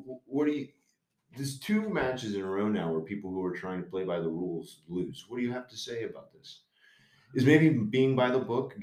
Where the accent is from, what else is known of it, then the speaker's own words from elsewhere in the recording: Cincinnati, Ohio, United States; now in Indiana, United States; I was born in Cincinnati, but I live in Indiana